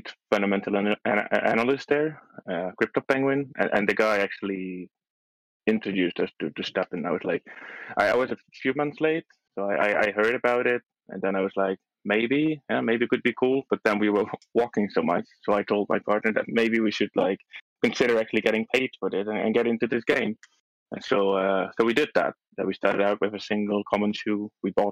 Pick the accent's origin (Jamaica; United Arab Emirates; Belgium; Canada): Belgium; English is a second language; moved away as an adult; also born or lived in Poland; now in Portugal; originally, I'm from Belgium. I've lived in Belgium for about 25 years. So I was raised and born there, and then I moved to Poland